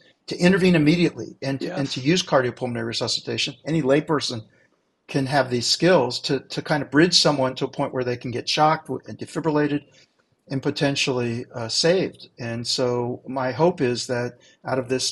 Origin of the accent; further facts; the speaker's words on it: Dayton, Ohio, United States; I grew up in Dayton, Ohio